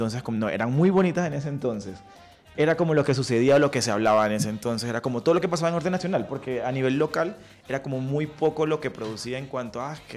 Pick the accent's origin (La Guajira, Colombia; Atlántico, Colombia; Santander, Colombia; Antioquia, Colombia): La Guajira, Colombia; Riohacha; moved away; soy de Riohacha, La Guajira